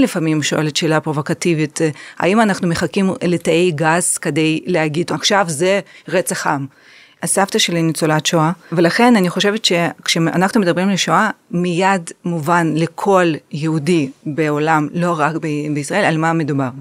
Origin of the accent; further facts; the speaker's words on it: Ukraine; now in Israel; אני במקור מאוקראינה, נולדתי שם